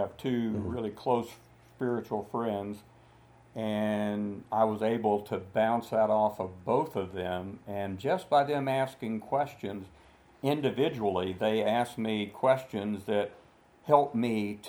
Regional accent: Dallas, Texas, United States; I'm a Texan. I grew up, I was born in Dallas, Texas

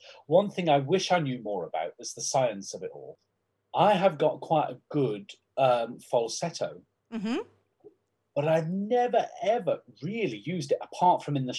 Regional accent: Crosby, North West England, United Kingdom; because I'm from Crosby in Liverpool, which is the borough of Sefton Council

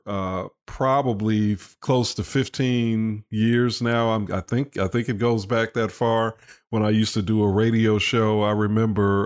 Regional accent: Chicago, Illinois, United States; I grew up in Chicago

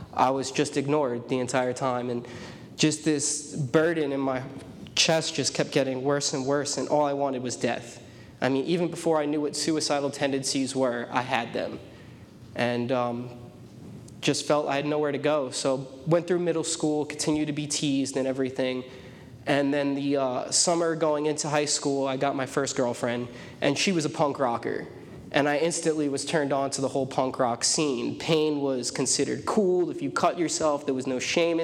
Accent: New York City, New York, United States; I was born in Staten Island, New York. It's one of the five boroughs of New York

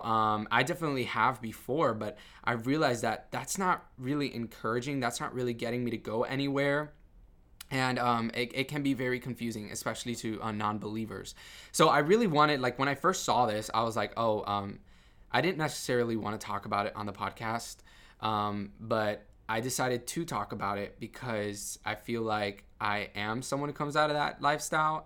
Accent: Miami, Florida, United States; I grew up in Miami and it was all about, you know, macho Cubanism

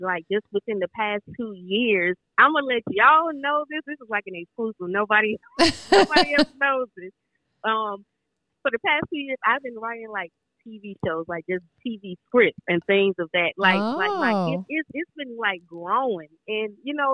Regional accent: Augusta, Georgia, United States; moved away as an adult; also born or lived in St. Paul, Minnesota; I'm originally from Augusta, Georgia, but I went to school in St. Paul, Minnesota at the McNally Smith College of Music

